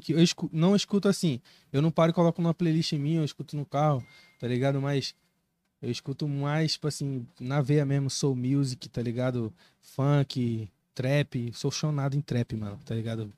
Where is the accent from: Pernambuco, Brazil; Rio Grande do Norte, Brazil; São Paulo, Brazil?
Pernambuco, Brazil; Recife; now in Cuiabá, Brazil; eu sou natural de Recife